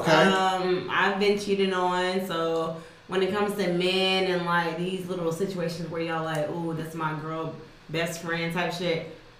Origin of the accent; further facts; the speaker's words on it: Jackson, United States; I'm from Jackson.